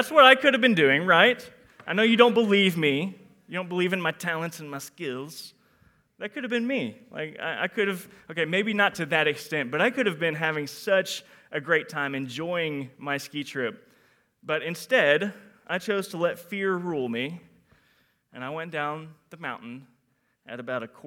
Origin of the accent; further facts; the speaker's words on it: Houston, Texas, United States; I am from Houston, Texas.